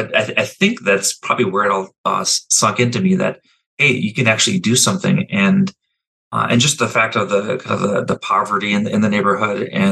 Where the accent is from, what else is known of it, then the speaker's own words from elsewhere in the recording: Minneapolis, Minnesota, United States; I was born essentially living on Franklin Avenue, which is now part of the American Indian Cultural Corridor. And when I was about four or five, I watched the Minneapolis American Indian Center, the first version of that being built.